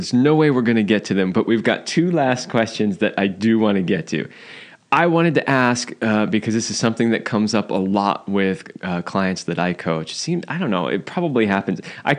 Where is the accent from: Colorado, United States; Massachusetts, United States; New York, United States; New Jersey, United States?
New Jersey, United States; So I grew up